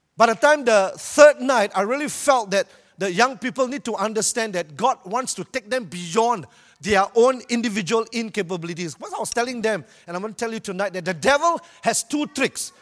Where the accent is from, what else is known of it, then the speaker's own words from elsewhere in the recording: Malaysia; I'm from Malaysia